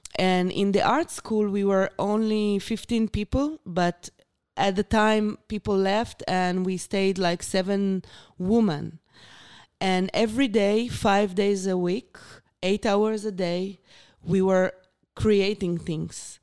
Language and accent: English; Beersheba, Southern District, Israel; English is a second language; I born and raised in Beersheba